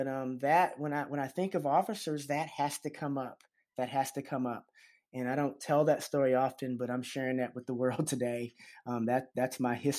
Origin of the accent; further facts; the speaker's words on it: the South, United States; any other black boy growing up in the South